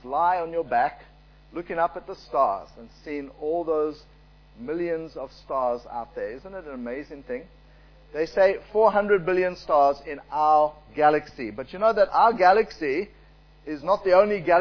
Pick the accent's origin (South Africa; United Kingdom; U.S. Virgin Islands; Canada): South Africa; I was born in South Africa. My parents were born there.